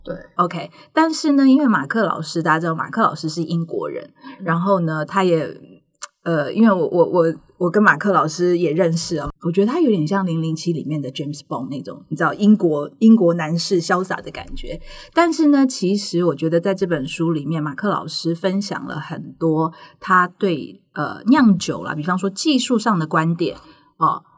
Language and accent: Chinese; Taiwan; 我们台湾人